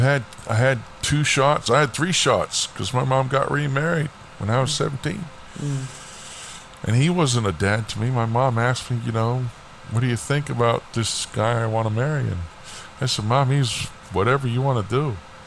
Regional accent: Florida, United States; born there; also born or lived in Alaska; I was born in Florida. And, you know, my dad was in the Air Force. And my mom and dad, we moved to Alaska.

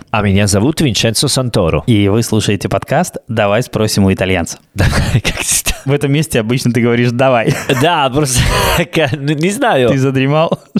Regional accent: Salerno, Campania, Italy; born or raised there; Russian is a second language; also born or lived in Rome

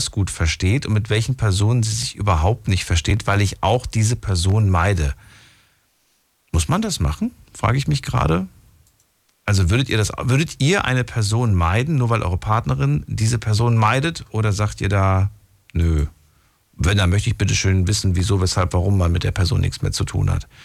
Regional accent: Bonn, North Rhine-Westphalia, Germany; Ja, aus Bonn.

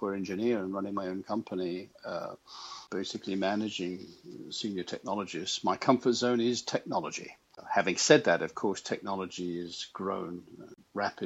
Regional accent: United Kingdom; moved away as an adult; now in United States; I'm actually British

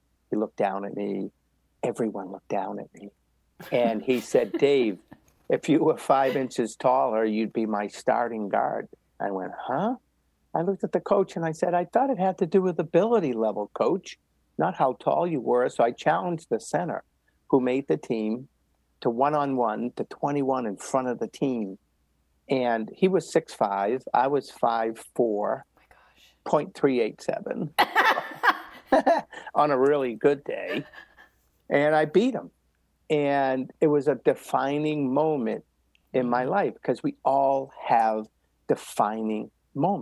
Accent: Medford, Massachusetts, United States; I grew up right outside of Boston in Medford, Mass

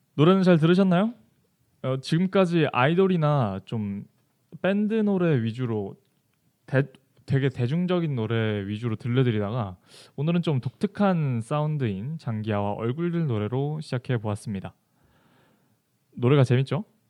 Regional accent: Jeju Island, South Korea; moved away; 제 본가는 제주도에 있습니다. 사실 제가 제주도 사람이라

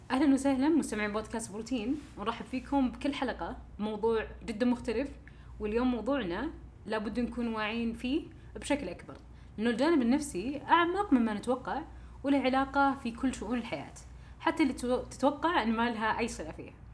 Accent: Saudi Arabia; عندنا في السعوديه

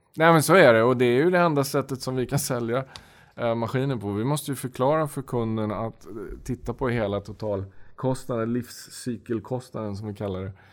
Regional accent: Sweden; moved away as an adult; also born or lived in Russia; now in Moscow, Russia; vi är två svenskar äh, i, i Moskva.

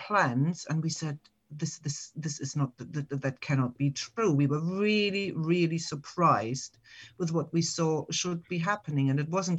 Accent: Germany; English is a second language; moved away as an adult; now in England; you can hear from my accent. It's not British, but I am British and German. I have both nationalities. I came over about 29 years ago

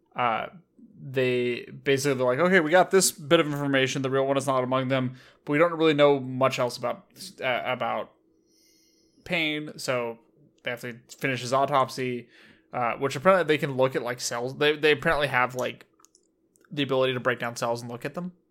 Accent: United States; I was raised in America

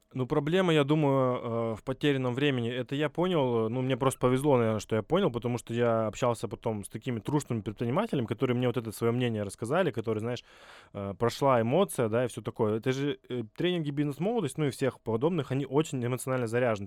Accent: Vladivostok, Primorsky Krai, Russia; Я вообще из Владивостока, и у нас там есть такая площадка Форпост

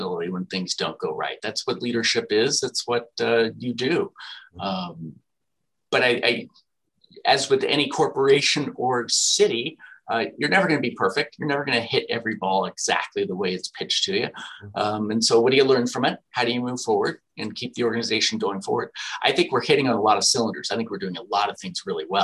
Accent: California, United States; also born or lived in Austin, Texas; I'm a Californian at heart

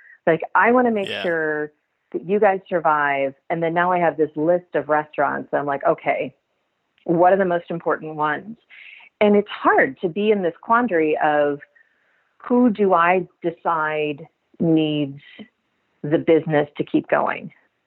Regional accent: Kentucky, United States; moved away; I'm from Kentucky

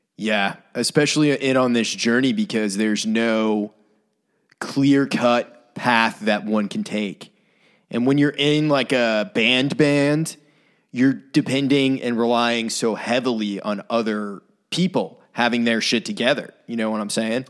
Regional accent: Brunswick, Maine, United States; moved away; I lived in my hometown, Brunswick

